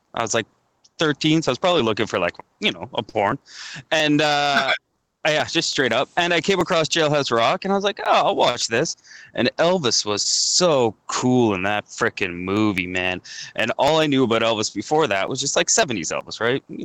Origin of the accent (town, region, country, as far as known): Goderich, Ontario, Canada; born or raised there; moved away as an adult; now in Toronto, Canada